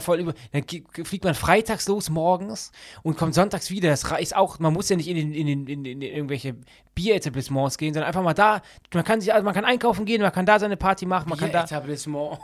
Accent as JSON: {"language": "German", "town": "Düsseldorf", "region": "North Rhine-Westphalia", "country": "Germany", "tie": "born or raised there", "said": "ich liebe ja meine Heimatstadt Düsseldorf."}